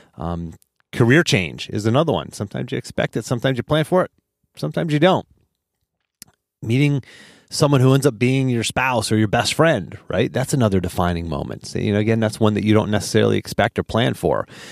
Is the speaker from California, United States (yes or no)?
no; Pittsburgh, Pennsylvania, United States; now in Charlottesville, United States; I'm from Pittsburgh. originally